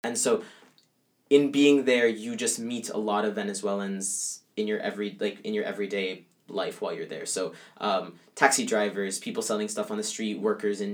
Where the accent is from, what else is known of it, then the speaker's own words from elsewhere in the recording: Caribbean coast, Colombia; accent: coastal, not from the interior; moved away; I'm Colombian, but I'm from the coast